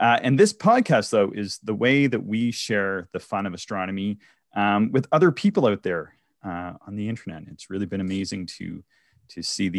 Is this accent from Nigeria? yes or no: no; East Coast, United States; growing up on the East Coast where I'm from, it would be maybe once every 10 years you would get a snowfall like this in October.